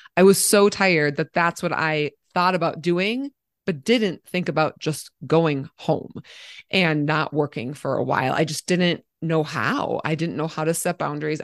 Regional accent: Minnesota, United States; moved away as an adult; now in Colorado, United States; I live in Colorado, but I'm from Minnesota

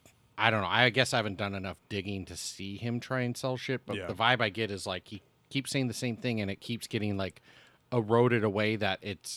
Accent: South Bay, California, United States; And growing up in the South Bay

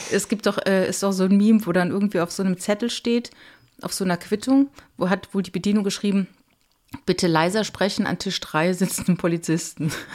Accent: Cologne, North Rhine-Westphalia, Germany; ich kenne das als Kölner

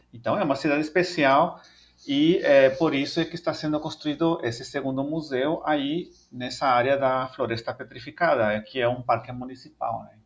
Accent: El Salvador; Portuguese is a second language; moved away as an adult; now in Brazil; sou natural de El Salvador, lá na América Central

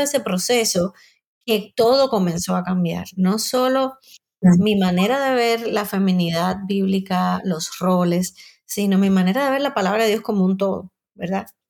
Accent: Cuba; moved away as an adult; soy cubana, aunque vivo hace ya muchos años fuera de Cuba.

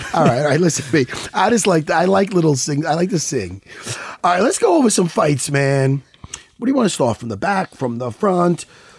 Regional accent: Long Island, New York, United States; we're from Long Island, New York.

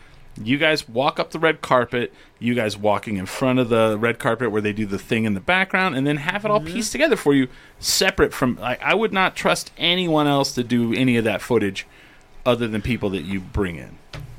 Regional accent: New Mexico, United States; I'm from New Mexico.

